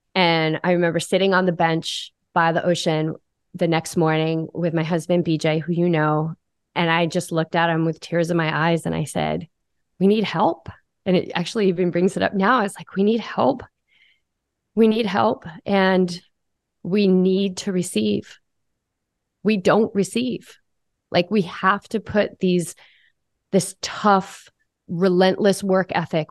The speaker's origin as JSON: {"language": "English", "region": "New England", "country": "United States", "tie": "born or raised there", "said": "I grew up in New England. I'm the daughter of a Marine."}